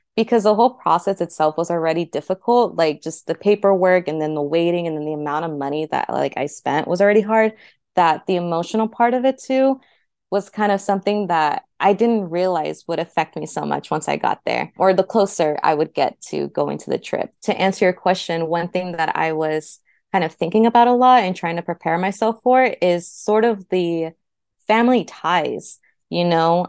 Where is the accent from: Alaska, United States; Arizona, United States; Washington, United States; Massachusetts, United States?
Arizona, United States; Phoenix; moved away as an adult; also born or lived in Turícuaro, Michoacán, Mexico; now in Los Angeles, United States; in Phoenix, that's where I was raised up un-, up until that point, nine months to, in my twenties. I would say Phoenix is kind of my hometown. It's where I grew up